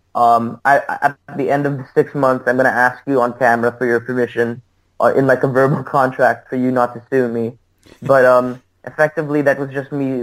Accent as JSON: {"language": "English", "town": "Sydney", "region": "New South Wales", "country": "Australia", "also_born_or_lived": "New York City", "moved": "as an adult", "lives_now": "United States", "said": "I'm from Sydney originally."}